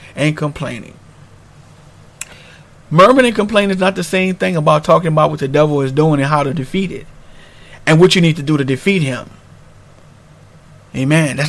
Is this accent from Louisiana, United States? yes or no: yes; New Orleans, Louisiana, United States; moved away as an adult; I'm originally from New Orleans, Louisiana, and we had to deal with the storm Katrina, and we moved on